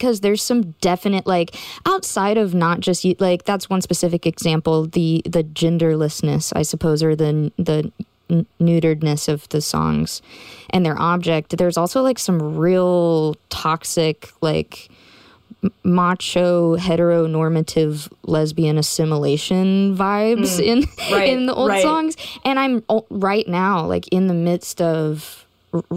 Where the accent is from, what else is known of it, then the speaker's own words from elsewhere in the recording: Memphis, Tennessee, United States; I grew up in Memphis